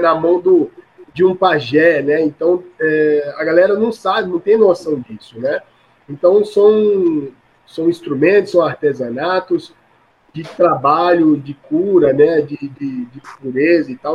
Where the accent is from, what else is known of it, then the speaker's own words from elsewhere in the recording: Alagoas, Brazil; eu também sou de Alagoas